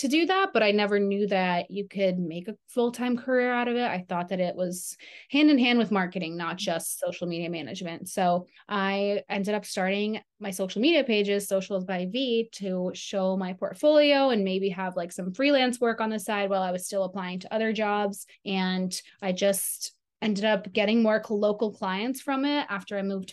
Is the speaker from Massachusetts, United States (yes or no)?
yes; Cape Cod, Massachusetts, United States; also born or lived in Ukraine; It's on Cape Cod in Massachusetts. It's like a little vacation town.